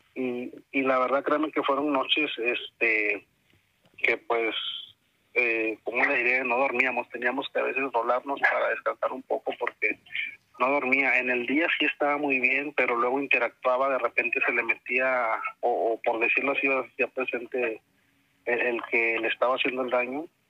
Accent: Tamaulipas, Mexico; aquí donde yo soy, De Tamaulipas

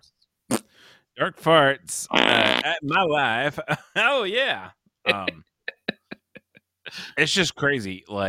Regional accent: South Carolina, United States; I'm from South Carolina, so then I go and apologize for any weird ones.

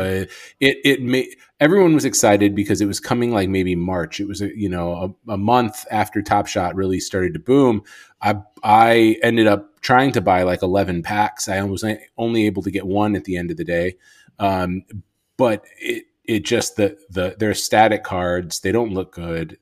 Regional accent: Chicago, Illinois, United States; I'm from Chicago

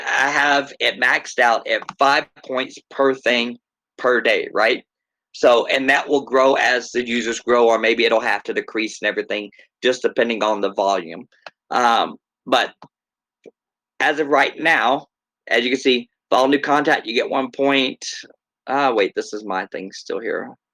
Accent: Texas, United States; moved away as an adult; now in Minnesota, United States; originally from Texas

